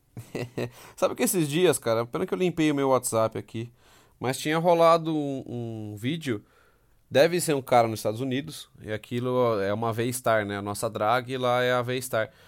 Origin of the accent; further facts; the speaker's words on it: Amparo, São Paulo, Brazil; eu sou de Amparo, eu tô a 100km de casa